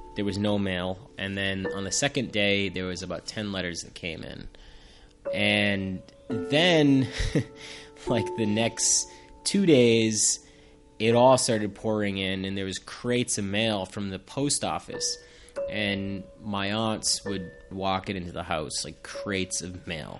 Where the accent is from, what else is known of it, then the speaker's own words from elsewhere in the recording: Plainville, Massachusetts, United States; I grew up in Massachusetts in a town called Plainville with my grandmother and my mom